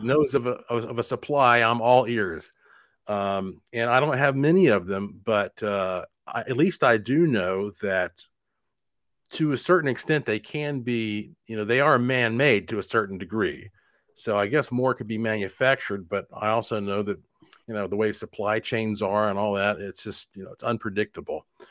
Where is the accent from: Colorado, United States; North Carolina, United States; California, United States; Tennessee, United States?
North Carolina, United States; Asheville; moved away as an adult; also born or lived in Puerto Rico; now in Las Vegas, United States; I was born and raised in Asheville, North Carolina